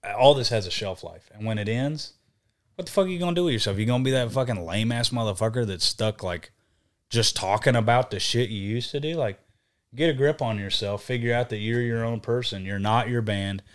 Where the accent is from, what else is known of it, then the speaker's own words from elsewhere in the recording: Texas, United States; accent: Southern; I'm from Texas